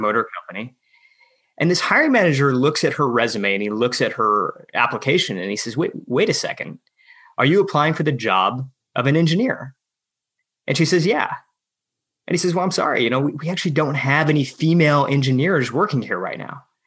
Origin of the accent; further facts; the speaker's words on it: outside of Detroit, Michigan, United States; a friend of mine who I grew up with outside of Detroit.